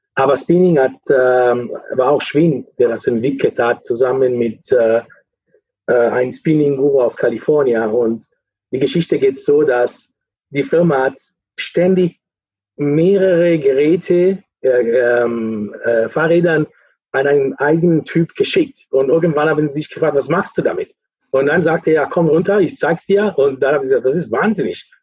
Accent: Lake Maggiore, northern Italy, Italy; German is a second language; moved away as an adult; also born or lived in Cologne, Germany; now in Netherlands; ich komme aus Italien, äh, Norditalien, Lago Maggiore, das ist äh, in der Nähe von der Schweiz

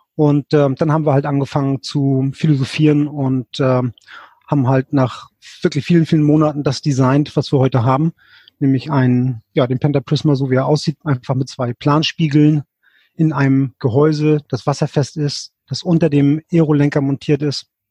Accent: Lübeck, Schleswig-Holstein, Germany; ich komme aus dem hohen Norden, aus dem schönen Lübeck. Mhm. Ähm, bin hier ähm, äh, geboren, zur Schule gegangen, habe hier studiert

